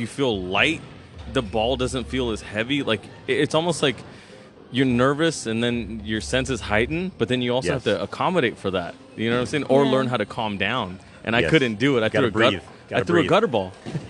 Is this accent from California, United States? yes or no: yes; San Jose, California, United States; I grew up bowling on Friday nights in San Jose.